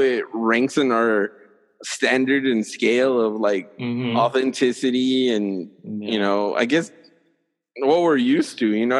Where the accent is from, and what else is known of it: El Paso, Texas, United States; moved away as an adult; also born or lived in College Station